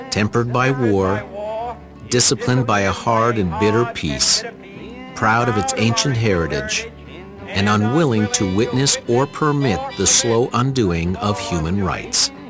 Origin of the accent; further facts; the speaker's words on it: Flint, Michigan, United States; In my hometown of Flint, Michigan, General Motors closed the factories and put 30,000 people out of work.